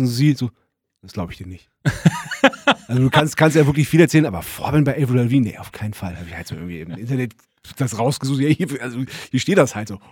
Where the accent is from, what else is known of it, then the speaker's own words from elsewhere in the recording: Germany; ich bin ja Biefke, ähm, ich bin ja Deutscher